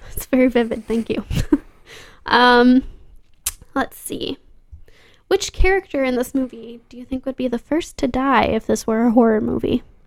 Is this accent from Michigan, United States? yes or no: yes; Grand Rapids, Michigan, United States; born or raised there